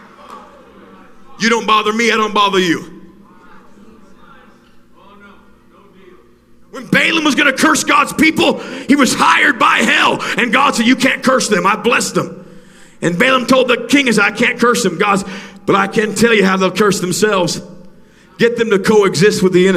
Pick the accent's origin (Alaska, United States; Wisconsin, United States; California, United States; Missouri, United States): Alaska, United States; moved away; I was raised in Alaska.